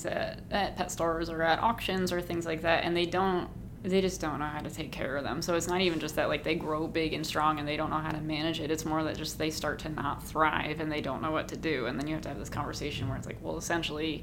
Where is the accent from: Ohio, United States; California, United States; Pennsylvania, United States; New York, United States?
Ohio, United States; moved away as an adult; now in Massachusetts, United States; where I grew up in Ohio